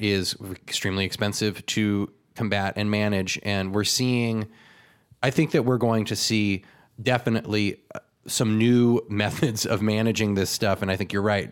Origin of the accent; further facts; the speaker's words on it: California, United States; My hometown was surrounded by flames